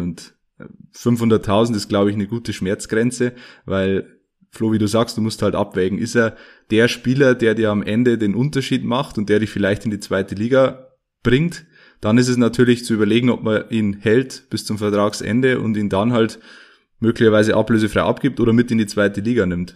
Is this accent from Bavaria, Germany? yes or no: yes; Ruhmannsfelden, Bavaria, Germany; in Rumansfelden zu Gast, in meiner Heimat